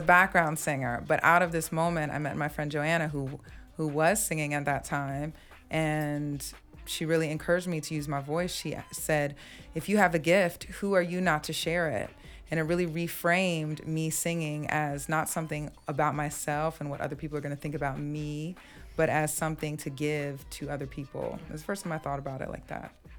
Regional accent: Mount Jackson, Virginia, United States; moved away as an adult; I'm from the Shenandoah Valley in Virginia. Ah. Mount Jackson, Virginia

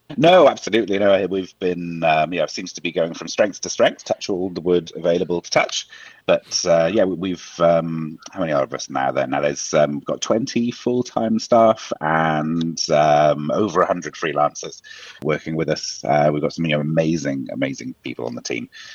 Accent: Wales, United Kingdom; now in Ireland; I'm from Wales originally, and I'm living in Ireland at the moment.

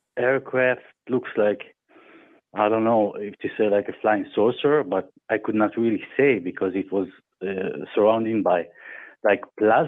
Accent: Germany; I grew up in Germany, in the countryside, in the deep countryside

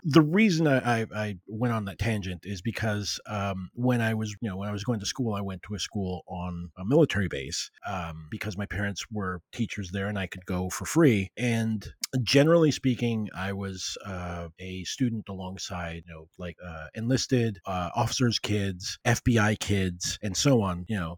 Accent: Puerto Rico; I was raised in Puerto Rico, a colony of the U S

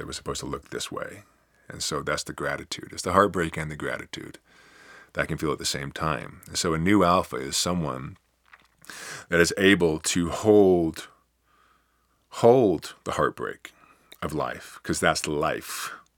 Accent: United States; at least I'm still an American

